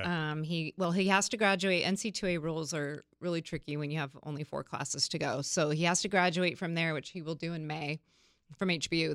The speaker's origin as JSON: {"language": "English", "area": "Napa Valley", "region": "California", "country": "United States", "tie": "born or raised there", "moved": "yes", "lives_now": "San Diego, United States", "said": "I grew up in Napa Valley"}